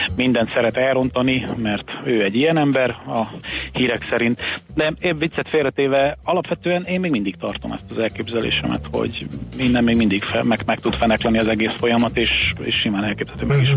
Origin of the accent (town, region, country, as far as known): Hungary